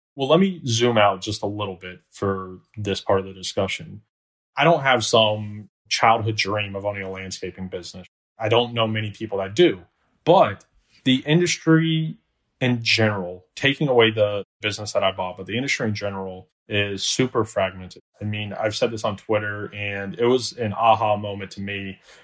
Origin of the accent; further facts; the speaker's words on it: Orlando, Florida, United States; also born or lived in Alabama; born and raised in Orlando, Florida